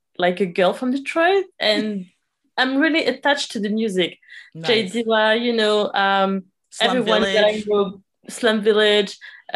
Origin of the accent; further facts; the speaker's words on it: Paris, Île-de-France, France; I was born and raised in Paris, France, and I live in France. So, you know, I'm moving all the time, but yeah, I live in Paris.